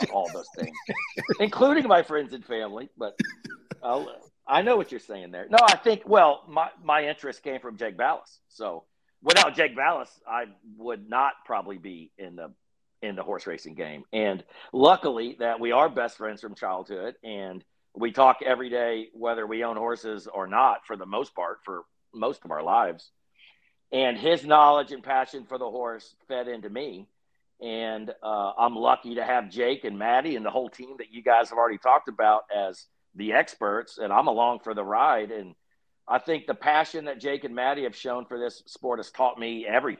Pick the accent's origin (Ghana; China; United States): United States; Texas; we're just idiots from Texas